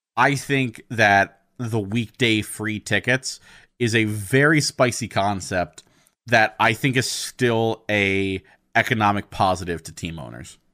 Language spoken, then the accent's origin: English; United States; I'm an American